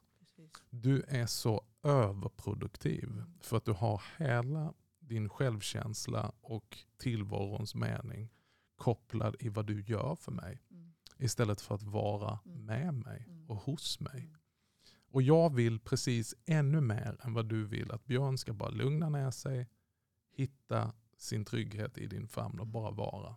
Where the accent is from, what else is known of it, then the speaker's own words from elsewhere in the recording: Malmö, Skåne, Sweden; jag kommer ju från Malmö